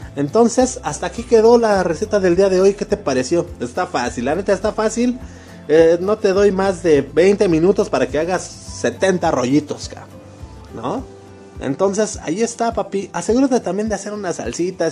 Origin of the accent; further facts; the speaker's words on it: Mexico; como mexicano que soy, con, con a mucho orgullo